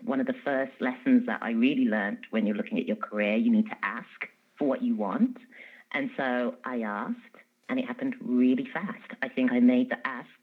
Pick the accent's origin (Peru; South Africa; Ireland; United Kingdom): United Kingdom; England; moved away as an adult; also born or lived in London; now in Los Angeles, United States; I'm from England, but I started working in corporate America 13 years ago when I moved to Los Angeles.